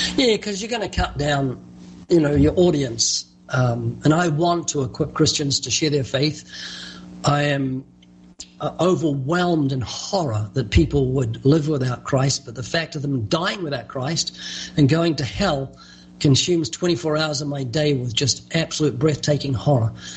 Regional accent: New Zealand; moved away as an adult; now in California, United States; you might notice a slight accent. That's because I was born twice in New Zealand. I've been living in California for, I think, 34 years

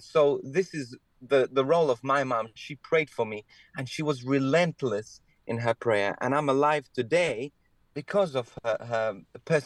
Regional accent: Malta; I was born in Malta in the Mediterranean. So I was brought up in this beautiful Catholic country

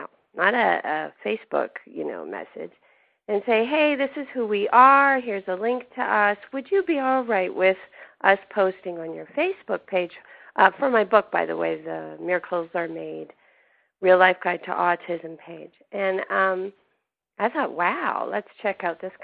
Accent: Canada; moved away; I grew up in Canada

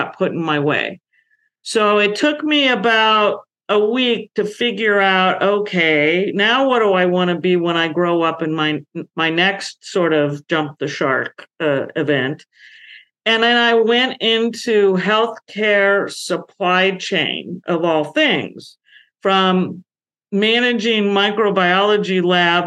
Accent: San Francisco Bay Area, California, United States; I grew up in the 1960s in the San Francisco Bay Area, California

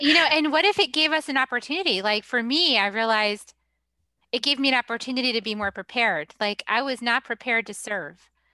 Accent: New England, United States; moved away; I'm from New England

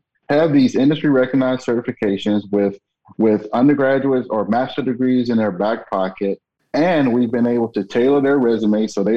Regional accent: Alabama, United States; moved away; I'm originally from Alabama

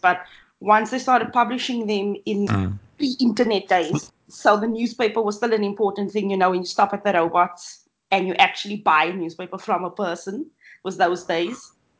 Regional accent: Cape Town, Western Cape, South Africa; also born or lived in Southampton, United Kingdom; I am an astronomer from Cape Town, and I studied at the University of Cape Town for my undergraduate honours and master's degrees. And then I went to the University of Southampton in the UK for my PhD.

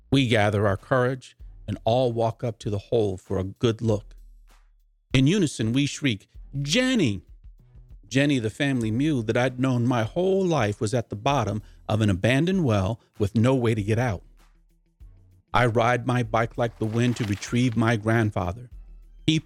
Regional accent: Boston, Massachusetts, United States; also born or lived in North Carolina; I was born in North Carolina, but my first recollections in life are growing up in Boston, Mass

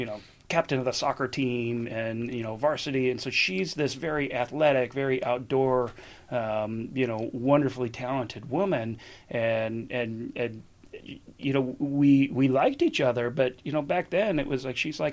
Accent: Buffalo, New York, United States; now in Southern California, United States; I grew up in Buffalo and, cold winters and everything.

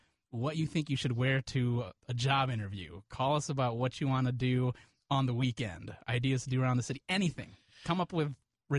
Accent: Chicago, Illinois, United States; I did grow up in the suburbs as well. I mean, closer to the city, so I'm probably more of a city guy.

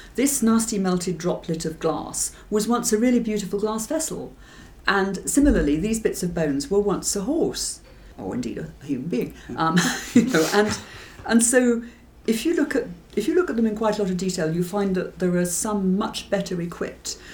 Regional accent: England, United Kingdom; I'm definitely English, I'm afraid, and um, I'm not Scottish

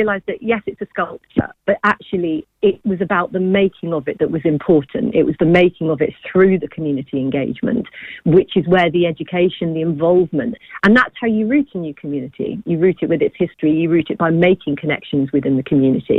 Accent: Willingham, East of England, United Kingdom; I'm actually local myself, I come from Willingham

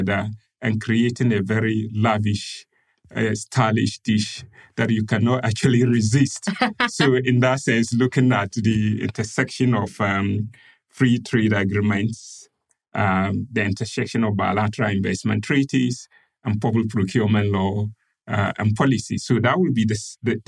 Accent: Ghana; moved away as an adult; now in Perth, Australia; I'm from Ghana, and I have been teaching here at the University of Western Australian Law School since 2016

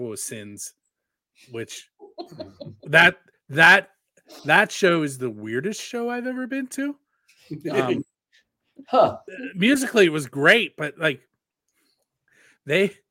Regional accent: Pittsburgh, Pennsylvania, United States; I'm from the Pittsburgh area

